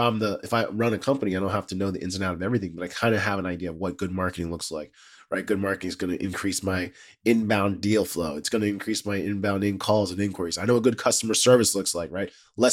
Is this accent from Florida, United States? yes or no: no; Fairfax County, Virginia, United States; I'm from cool. The D.C. area. I'm from Fairfax County.